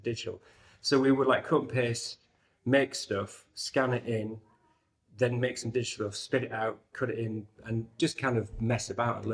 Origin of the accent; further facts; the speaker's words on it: York, Yorkshire and the Humber, United Kingdom; York, right. As you can tell from my accent.